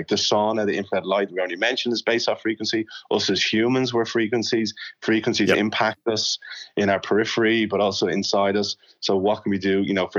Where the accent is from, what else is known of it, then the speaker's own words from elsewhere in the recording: Ireland; I came from Ireland and I had certain things about my I don't know, behavior that Sue said, that's not really normal